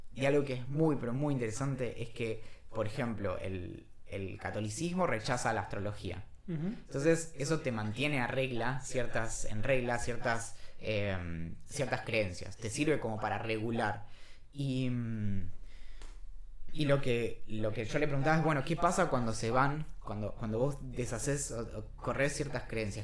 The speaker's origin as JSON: {"language": "Spanish", "country": "Argentina", "said": "somos argentinas"}